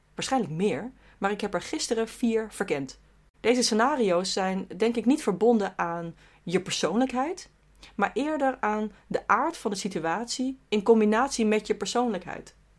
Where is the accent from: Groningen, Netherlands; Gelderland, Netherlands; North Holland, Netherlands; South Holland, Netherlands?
South Holland, Netherlands; Rotterdam; ik ben subjectief als Rotterdammer.